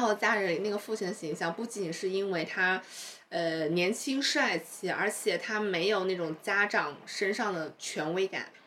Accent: Chongqing, China; now in Shanghai, China; 作为一个重庆人民

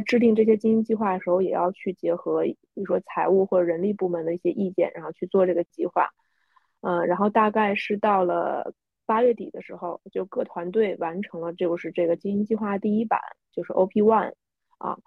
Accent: China; 我们中国人

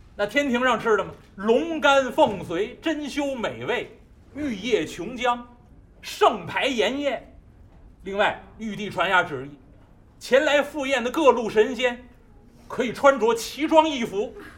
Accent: Beijing, China; 我们北京人常见大烟梨的皮儿是黄的

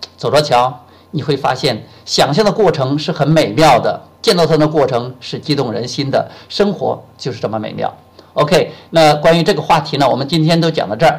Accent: China; moved away as an adult; also born or lived in Shenzhen; 我从深圳回到我们老家武阳

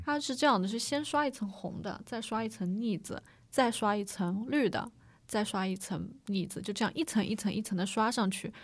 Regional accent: Hangzhou, Zhejiang, China; 我是土生土长的那个杭州嗯。上城区 城里人

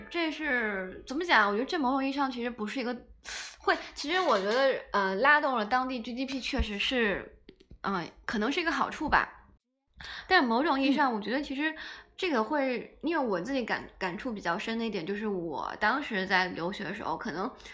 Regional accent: China; moved away as an adult; 就是这是我们中国人传统的一个观念

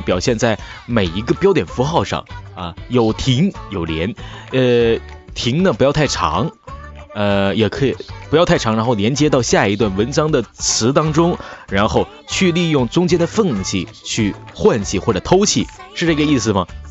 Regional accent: near Shenyang, Liaoning, China; accent: Northeastern (Dongbei), no distinction of flat and retroflex sibilants; 我是东北人，尤其是辽宁这边的，呃，挨得沈阳，就是，所以说，说话呢，就是根本不分平翘舌

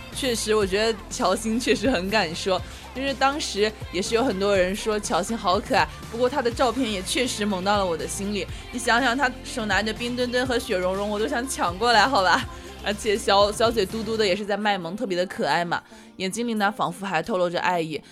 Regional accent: China; 我们中国人

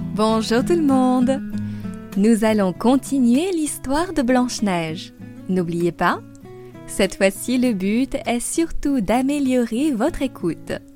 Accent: France; also born or lived in Paris; Je suis française et j'habite à Paris. J'enseigne le français sur Weixin depuis deux ans maintenant.

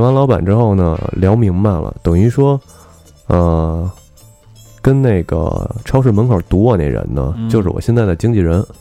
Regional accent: Beijing, China; now in London, United Kingdom; 小时候的生长环境呢，我我是出生在大院儿的， 嗯 后来跟姥姥姥爷一块儿生活，就跟胡同里了。等我真正和父母住一块儿的时候，实际上是一个教师楼

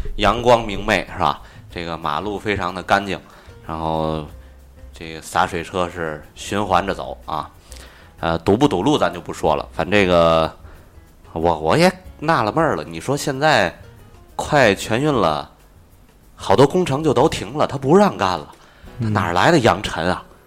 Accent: Tianjin, China; accent: Tianjin dialect; 对于我们这个城市来讲，我们的家乡

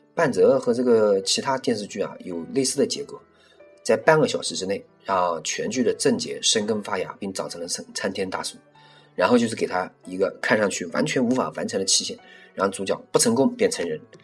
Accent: China; 大陆我们中国人

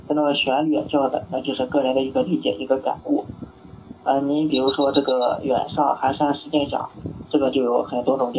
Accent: Weifang, Shandong, China; 我老家是潍坊，潍坊下面一个县城是临朐。

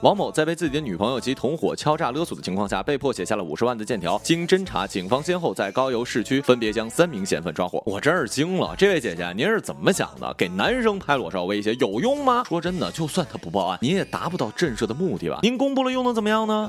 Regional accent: Northeast China, China; 这种装束啊，在我们大东北也是非常非常常见的

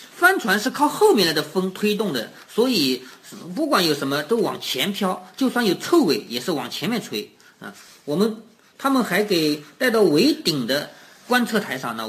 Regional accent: China; 我们中国人

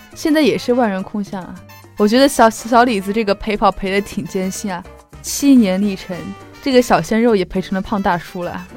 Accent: Sichuan, China; 我是四川人。

